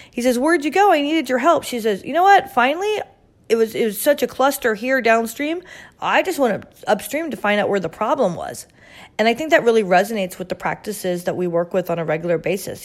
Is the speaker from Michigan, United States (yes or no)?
no; Orlando, Florida, United States; my hometown of Orlando, Florida